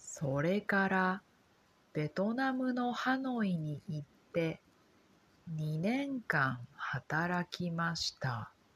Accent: Kobe, Hyogo, Japan; also born or lived in Osaka / Hanoi, Vietnam; 私は兵庫県の神戸市出身です。

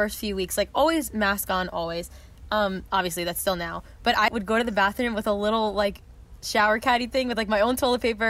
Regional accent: New York, United States; I'm from New York.

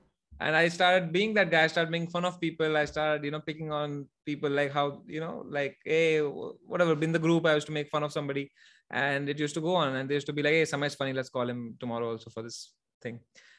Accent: Jammu and Kashmir, India; English is a second language; Actually, I'm from Kashmir.

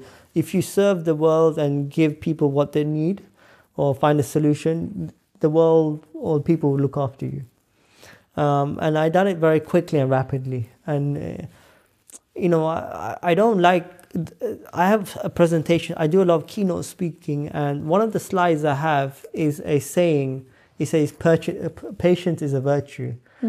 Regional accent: London, United Kingdom; I'm from Northwest London. I never thought I'd be in a private jet.

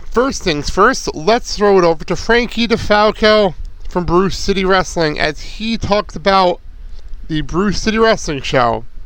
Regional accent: Lincoln Park, United States; I had to play something … because I grew up in Lincoln Park.

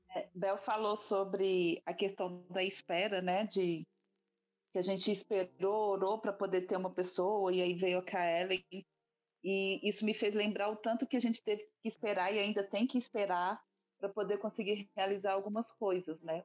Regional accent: Belo Horizonte, Minas Gerais, Brazil; Eu sou de Belo Horizonte, Minas Gerais.

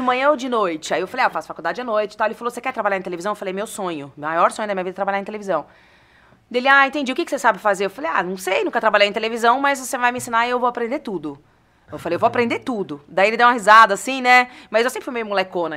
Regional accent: Bariri, São Paulo, Brazil; moved away; eu sou nascida em São Paulo mesmo. Mas Legal. a minha família, e onde eu fui praticamente criada na minha infância, é de Bariri, que é uma cidade pertinho de Jaú, ali, região de Bauru

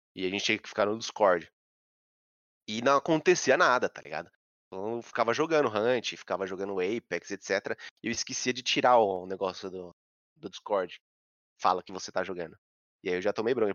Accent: São Paulo, Brazil; eu sou de São Paulo, que nem você. Sou do Centrão, que é Santa Cecília.

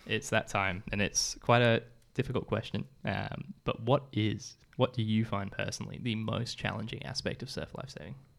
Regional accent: England, United Kingdom; now in Australia; I was from England as well.

